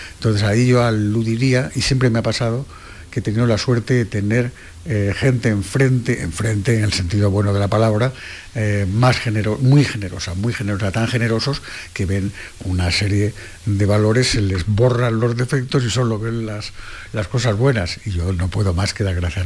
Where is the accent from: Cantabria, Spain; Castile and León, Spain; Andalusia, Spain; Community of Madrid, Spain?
Andalusia, Spain; Cádiz; yo soy de Cádiz